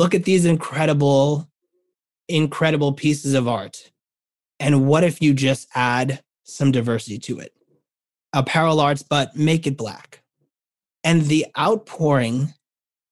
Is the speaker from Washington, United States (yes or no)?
no; New York City, New York, United States; a New Yorker